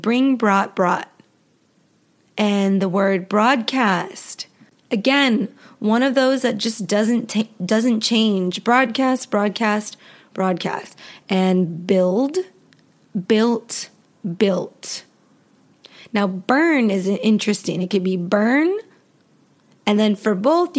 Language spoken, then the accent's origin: English; Western United States, United States; accent: Western; Western accent, my accent